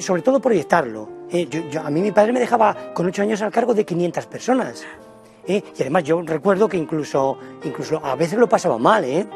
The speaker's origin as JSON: {"language": "Spanish", "town": "Villarejo de Salvanés", "region": "Community of Madrid", "country": "Spain", "said": "Viarejo de Sabanes, en mi pueblo"}